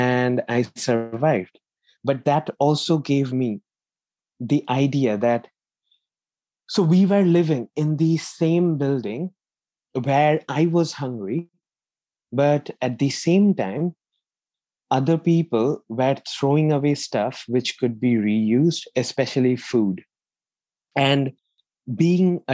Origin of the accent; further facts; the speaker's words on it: India; moved away as an adult; also born or lived in Manchester, United Kingdom; now in United Kingdom; in 2013, I moved from India to the UK to pursue my master's